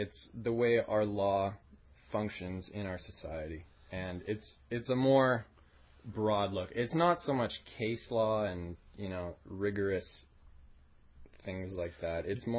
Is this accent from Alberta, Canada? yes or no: yes; Alberta, Canada; growing up in Alberta around the age of 10 and 12